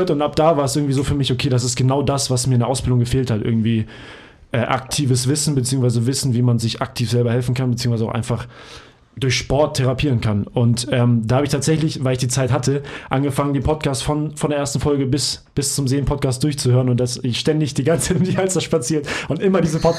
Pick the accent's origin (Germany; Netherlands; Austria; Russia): Germany; Hamburg; ich komme ursprünglich aus Hamburg. Ich hab, ähm, bin in Hamburg geboren worden und aufgewachsen